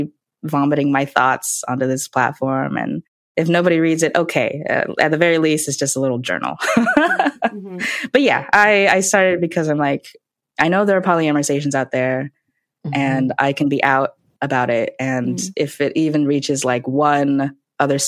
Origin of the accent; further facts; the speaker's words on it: United States; my parents are from China and Taiwan, and they moved here. So I was born here. So I am an ABC. I'm an American born Chinese